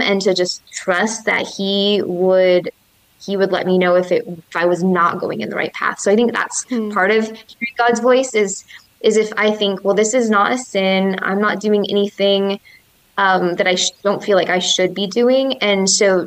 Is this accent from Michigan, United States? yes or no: yes; Michigan, United States; moved away as an adult; also born or lived in Florida; I grew up in Michigan, but I lived in Florida for 5 years